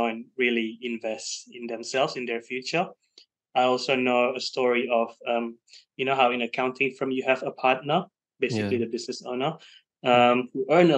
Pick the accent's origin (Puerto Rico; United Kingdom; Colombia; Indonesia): Indonesia; now in Sydney, Australia; I'm from Indonesia originally